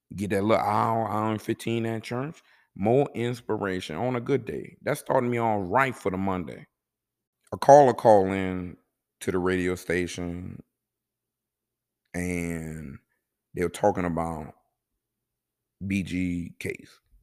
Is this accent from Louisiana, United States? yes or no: yes; New Orleans, Louisiana, United States; also born or lived in Kuwait; I'm from New Orleans